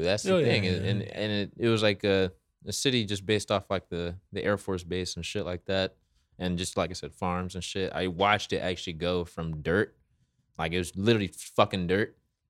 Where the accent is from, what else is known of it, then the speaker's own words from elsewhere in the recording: Moreno Valley, California, United States; also born or lived in Inglewood, California; I was born in Inglewood, raised in Reno Valley.